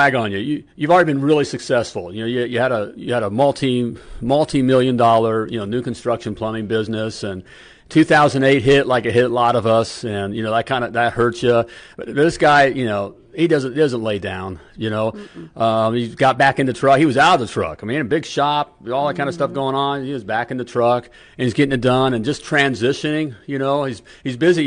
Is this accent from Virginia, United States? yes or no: no; Winter Park, Florida, United States; I grew up out in Winter Park, Florida, right outside Orlando